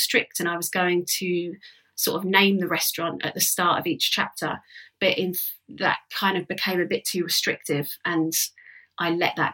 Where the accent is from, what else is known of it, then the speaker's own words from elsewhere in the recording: London, United Kingdom; That's how I've sort of grown up, is this, going out a lot, basically being a Londoner